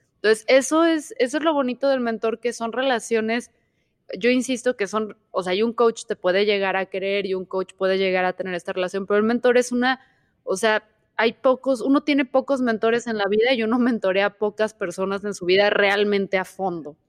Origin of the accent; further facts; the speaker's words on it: Mexico; como mala mexicana